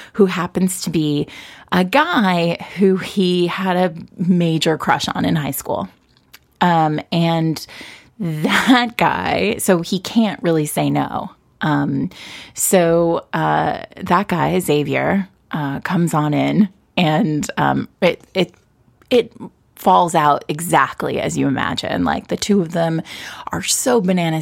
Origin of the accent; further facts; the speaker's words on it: New York City, New York, United States; me being a New Yorker.